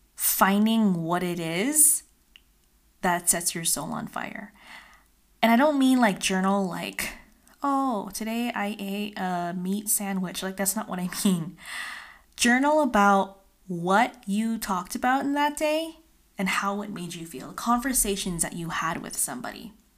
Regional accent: California, United States; moved away as an adult; now in Utah, United States; I am originally from California

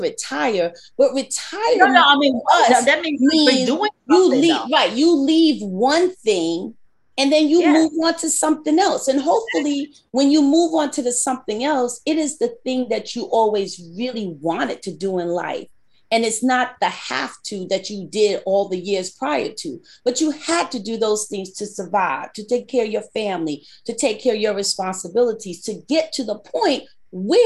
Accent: New York, United States; I'm a New Yorker

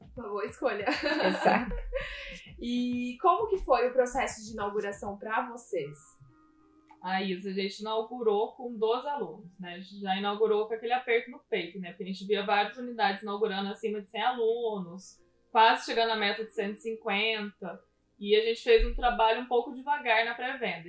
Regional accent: Pouso Alegre, Minas Gerais, Brazil; moved away as an adult; now in Taubaté, Brazil; fui nascida e criada em Pouso Alegre, lá no sul de Minas Gerais.

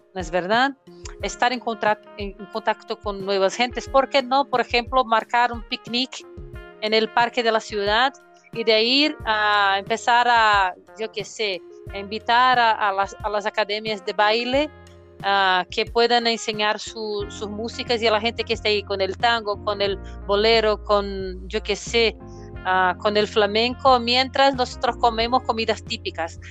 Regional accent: Brazil; nosotros como profesores brasileños

